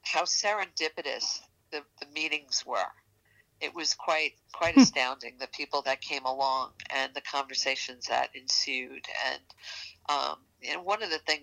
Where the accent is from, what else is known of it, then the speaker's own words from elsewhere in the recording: New York, United States; accent: New York; my New York accent